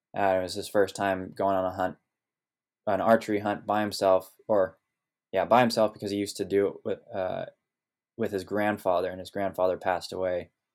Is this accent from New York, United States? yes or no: no; Sonoma Valley, California, United States; also born or lived in Oregon; growing up here in Sonoma Valley